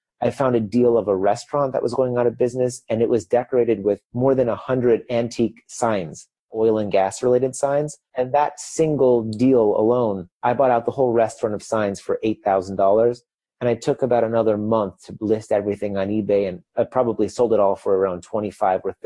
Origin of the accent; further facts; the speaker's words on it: Chicago, Illinois, United States; moved away as an adult; also born or lived in Beijing, China; now in Berlin, Germany; I'm originally from Chicago, but I just lived 10 years in Beijing. And that last year, now I moved here to Berlin, Germany